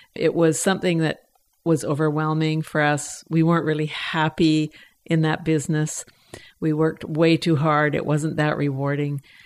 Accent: Edmonton, Alberta, Canada; moved away as an adult; also born or lived in Oakland, California; now in Pender Island, Canada; I was born and raised in Edmonton, so I am Canadian.

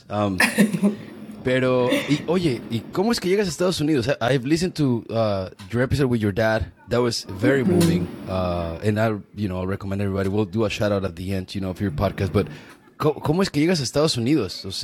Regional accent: Watsonville, California, United States; also born or lived in Mexico; so I was born here in Watsonville, my parents were agricultural workers

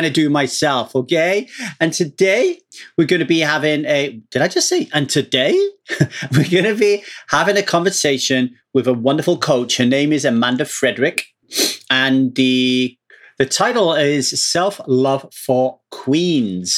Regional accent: United Kingdom; moved away as an adult; now in Los Angeles, United States; I am British

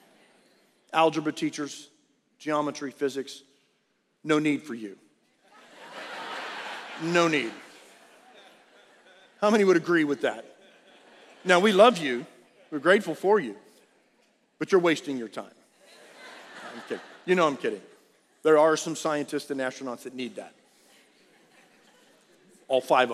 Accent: South Texas, United States; I grew up in South Texas

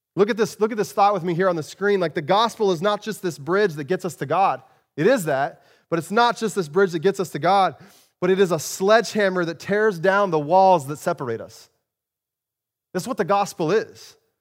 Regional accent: Arizona, United States; moved away; I grew up in Arizona

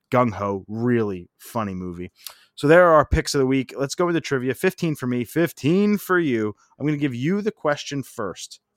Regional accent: Parkwood, United States; I lived in Parkwood. I grew up in Parkwood, just like you. My grandpop also lived in Parkwood, a couple streets over

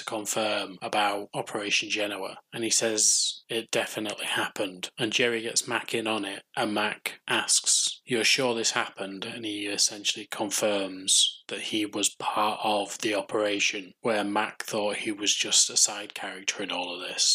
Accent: United Kingdom

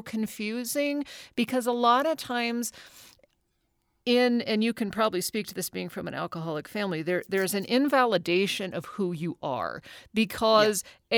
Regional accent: Anchorage, Alaska, United States; I grew up in Anchorage, Alaska. Now I was born oh. there in '72

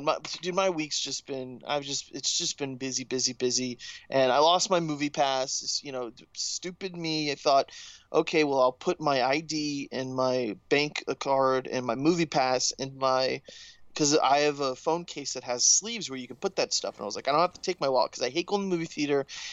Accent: Orlando, Florida, United States; I'm a UF fan, but it's my hometown

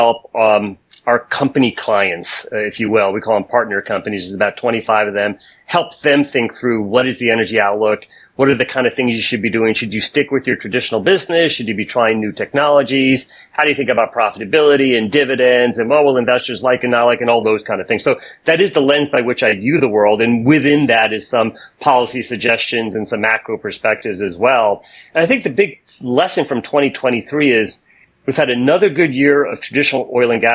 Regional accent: United States; I am American by birth and by background and perspective and opinions

